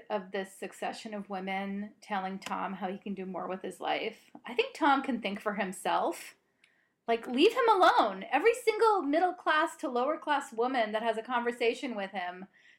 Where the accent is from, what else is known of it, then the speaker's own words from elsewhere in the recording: Canada; being a Canadian, I learned this in school maybe 20 or 30 times